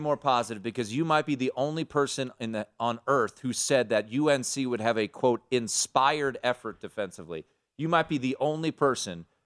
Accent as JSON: {"language": "English", "town": "Washington", "region": "District of Columbia", "country": "United States", "said": "I'm from Washington, D C."}